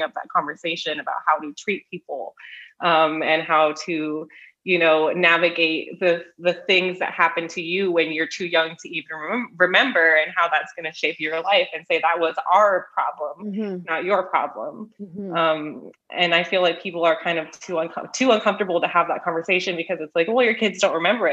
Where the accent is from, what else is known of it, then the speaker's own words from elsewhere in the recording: Southern California, United States; Being from Southern California